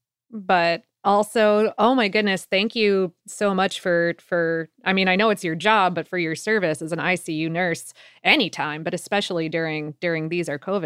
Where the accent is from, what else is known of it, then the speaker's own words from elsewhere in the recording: Florida, United States; But I grew up in Florida, so I'm like, why?